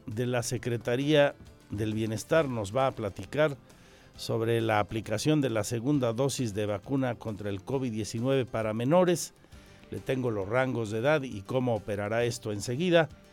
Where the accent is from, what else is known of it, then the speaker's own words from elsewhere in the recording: Mexico; seguimos siendo mexicanos